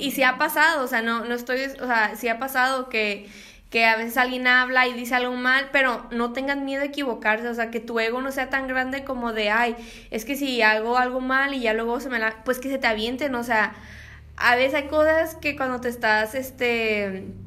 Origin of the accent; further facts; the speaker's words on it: Mexico; siendo mexicanos